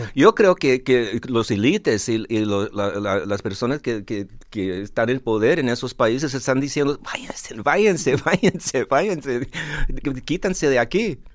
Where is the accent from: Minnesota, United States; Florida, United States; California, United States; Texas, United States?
California, United States; Los Angeles; Los Ángeles, California, donde yo nací